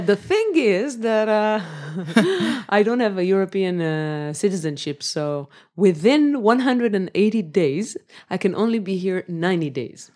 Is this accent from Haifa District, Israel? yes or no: no; Jerusalem, Jerusalem District, Israel; also born or lived in Jaffa, Tel Aviv / Berlin; I was born in Jerusalem. I lived there until I was 24